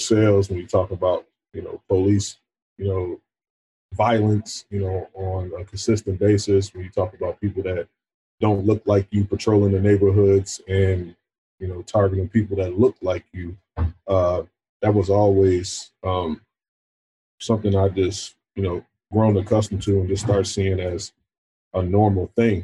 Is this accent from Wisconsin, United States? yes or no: yes; Racine, Wisconsin, United States; I come from Racine, Wisconsin